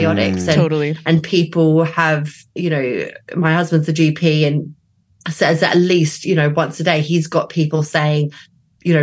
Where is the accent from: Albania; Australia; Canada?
Australia; now in London, United Kingdom; I am Australian